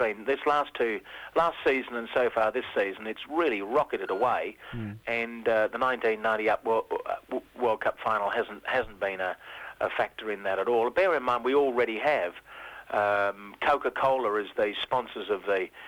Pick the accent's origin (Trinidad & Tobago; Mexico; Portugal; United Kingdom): United Kingdom; England; also born or lived in Sydney, Australia; now in Australia; I was born in England and was brought up on playing soccer, and then I played rugby league for some years in Sydney